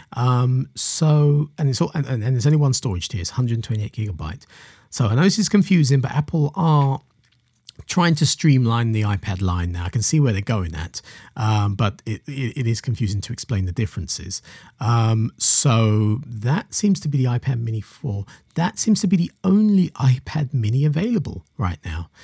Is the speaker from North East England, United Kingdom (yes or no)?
no; London, United Kingdom; I'm a Londoner myself